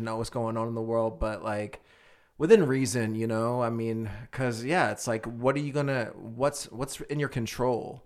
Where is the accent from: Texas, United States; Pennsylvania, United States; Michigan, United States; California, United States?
Pennsylvania, United States; Philadelphia; moved away; I'm originally from Philly